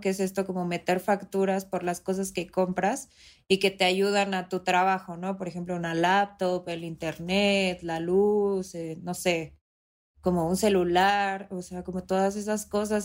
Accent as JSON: {"language": "Spanish", "region": "Mexico City", "country": "Mexico", "said": "yo soy de la Ciudad de México"}